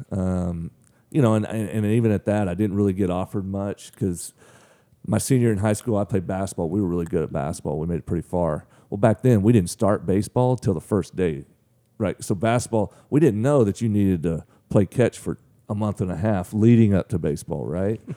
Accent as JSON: {"language": "English", "town": "Mangum", "region": "Oklahoma", "country": "United States", "tie": "born or raised there", "also_born_or_lived": "Weatherford, Oklahoma", "moved": "as an adult", "lives_now": "Frankfort, Illinois, United States", "said": "I was born there, but I was actually, I mean, I lived my whole entire life in Mangum. Um, I mean, I moved there when I was maybe one and, you know, lived there till I was, till I left high school"}